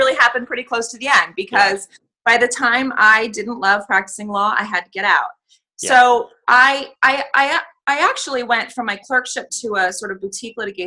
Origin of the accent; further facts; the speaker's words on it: Allentown, Pennsylvania, United States; moved away as an adult; also born or lived in Washington, D.C. / New York; now in Reading, United States; where I grew up in Allentown, Pennsylvania